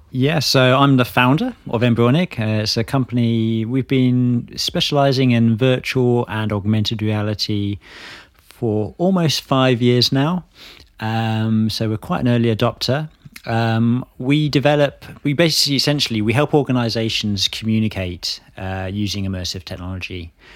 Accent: Hertfordshire, East of England, United Kingdom; moved away as an adult; also born or lived in Bristol; now in London, United Kingdom; I grew up in Hertfordshire

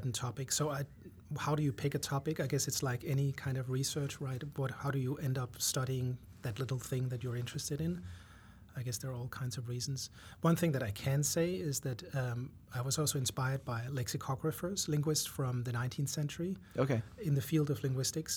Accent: Denmark; moved away as an adult; also born or lived in France; now in United States; I was born in Denmark and went to college there for 2 years. Then I lived in France for 3 years

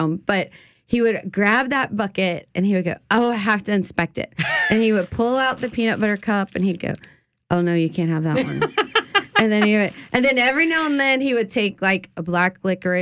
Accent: Ascension Parish, Louisiana, United States; I grew up in Ascension Parish, so yes, a small area and a one street neighborhood

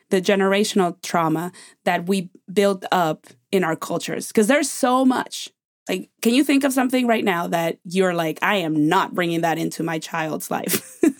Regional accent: Mexico; now in United States; When I grew up in Mexico, we had a hu, we have a huge family

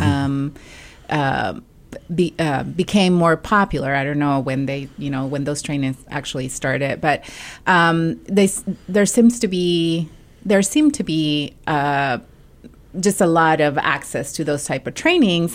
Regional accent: Mexico; English is a second language; moved away; I am an immigrant from Mexico, um, and also a non-native English speaker.

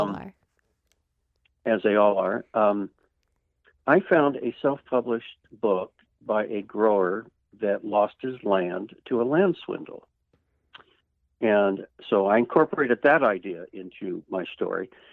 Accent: California, United States; I grew up in California

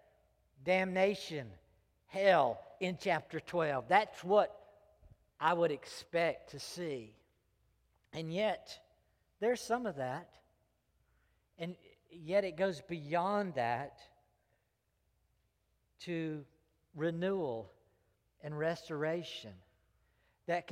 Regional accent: Greenville, United States; public schools that I grew up in Greenville

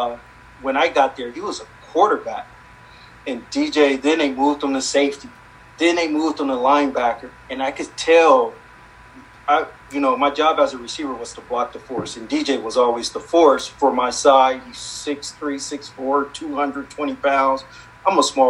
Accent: Los Angeles, California, United States; moved away as an adult; also born or lived in Pittsburgh

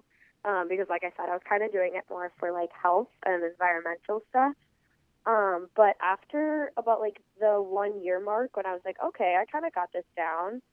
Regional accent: North Dakota, United States; I am from North Dakota.

